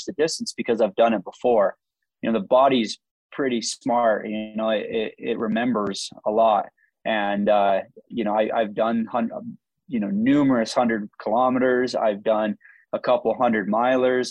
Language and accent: English; near Zion National Park, Utah, United States; I grew up near Zion National Park, near the Grand Canyon